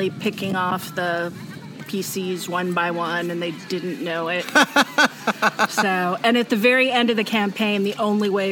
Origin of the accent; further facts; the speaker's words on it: Williamsburg, United States; I'm from Williamsburg